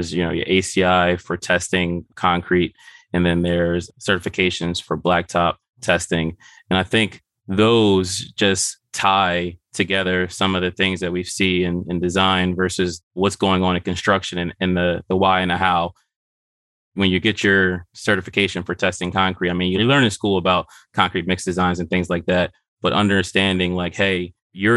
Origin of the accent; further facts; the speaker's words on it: Philadelphia, Pennsylvania, United States; Born and raised in West Philadelphia